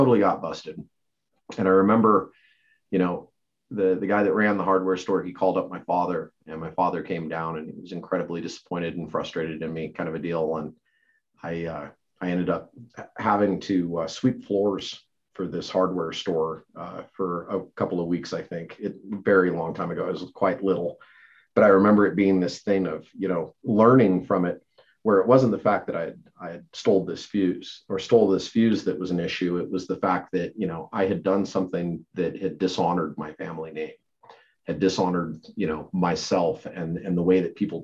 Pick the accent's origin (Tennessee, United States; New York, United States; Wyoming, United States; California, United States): Wyoming, United States; Lander; Lander is my hometown, it's kind of this little island in the middle of the reservation